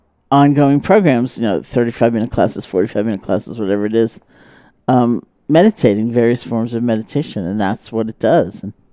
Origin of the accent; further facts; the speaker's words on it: New York City, New York, United States; moved away; also born or lived in Barre, Massachusetts; I grew up in New York City. I grew up in Washington Heights near the George Washington Bridge